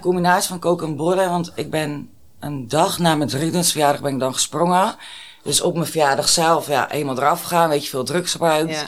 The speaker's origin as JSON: {"language": "Dutch", "town": "Alkmaar", "region": "North Holland", "country": "Netherlands", "said": "Ik ben 30 en ik kom uit Alkmaar."}